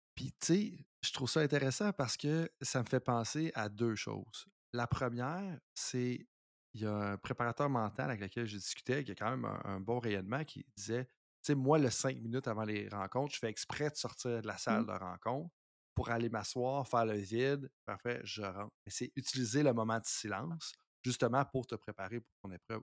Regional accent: Canada; en tant que Canadien

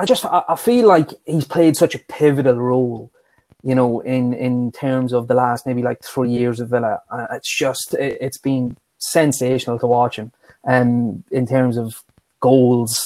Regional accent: Dundalk, County Louth, Ireland; my hometown in Ireland, Dundalk

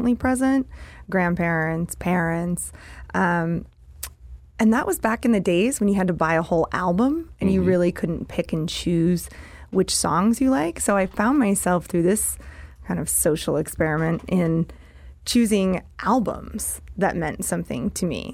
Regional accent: New Jersey, United States; moved away; also born or lived in Boise, Idaho; I grew up in New Jersey, and then we moved to Idaho.

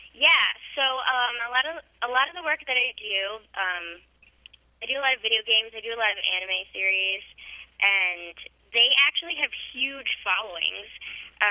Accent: Connecticut, United States; also born or lived in New York; I grew up in Connecticut

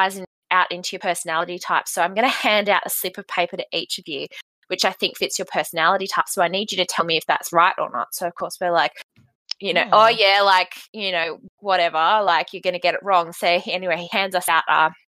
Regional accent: Bunbury, Western Australia, Australia; I'm from Bunbury in Western Australia.

